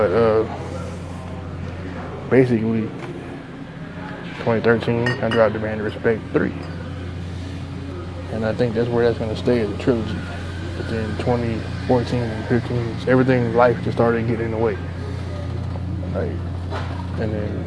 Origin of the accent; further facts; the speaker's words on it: Texas, United States; I'm an MC from Texas